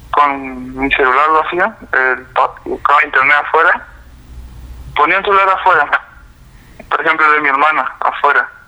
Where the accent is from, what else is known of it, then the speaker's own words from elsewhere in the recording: Lanteri, Santa Fe, Argentina; yo soy un pueblito de Santa Fe, estoy a 8 kilómetros del pueblito, que llamaba Lanteri bueno, eh, tengo 18 años